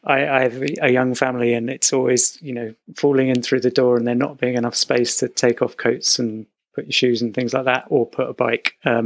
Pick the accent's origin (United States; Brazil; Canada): United States; I grew up in America, so that was where I kind of, my father's an architect, and we would just go there again and again